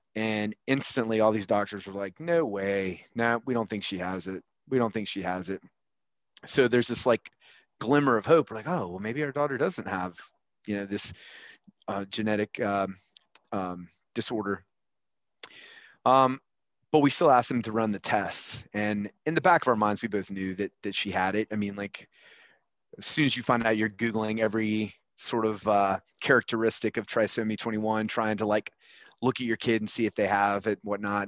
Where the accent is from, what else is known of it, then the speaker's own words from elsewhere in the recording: Huntsville, Alabama, United States; So I grew up with you in Huntsville, Alabama